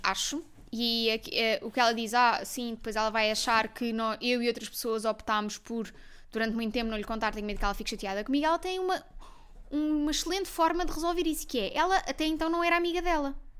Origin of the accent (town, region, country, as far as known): Portugal